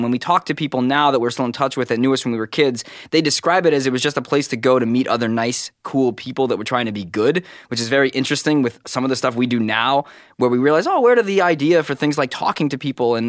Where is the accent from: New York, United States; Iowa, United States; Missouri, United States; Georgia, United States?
New York, United States; Brooklyn; I was born in the Brooklyn Hospital in a very black neighborhood.